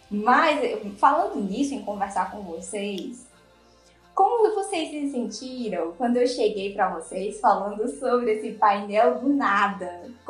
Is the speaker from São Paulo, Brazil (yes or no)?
no; Ceará, Brazil; todas nós aqui, nós somos nordestinas. Eu sou aqui do Marco Ceará